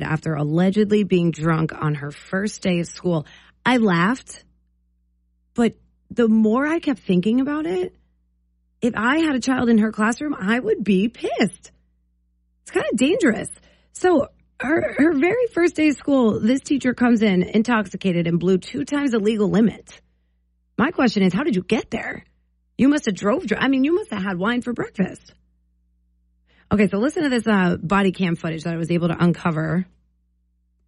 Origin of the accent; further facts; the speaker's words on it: New Jersey, United States; now in Maine, United States; I'm from New Jersey, so I grew up with Costco.